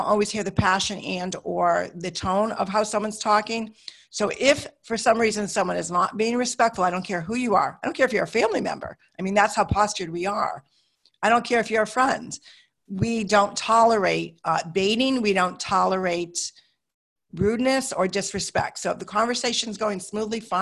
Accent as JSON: {"language": "English", "country": "United States", "said": "I'm an American"}